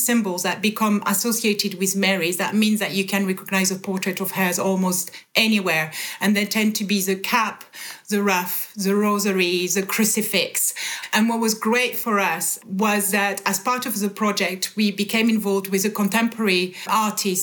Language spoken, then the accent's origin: English; France; moved away; born and bred in France